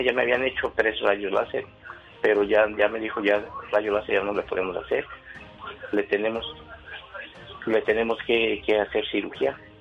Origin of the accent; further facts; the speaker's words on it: San Juan del Río, Querétaro, Mexico; moved away; De Querétaro, de San Juan del Río Querétaro